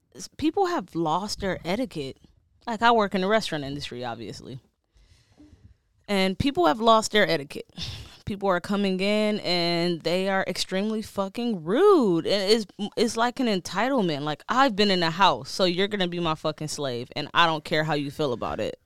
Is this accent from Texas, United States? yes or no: no; Detroit, Michigan, United States; moved away; I'm from Detroit